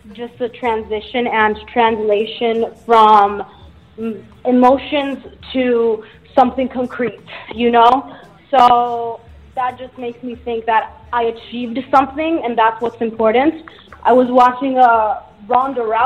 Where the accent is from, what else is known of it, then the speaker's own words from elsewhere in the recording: Naples, Campania, Italy; It's exactly my hometown. I'm from Naples, Italy.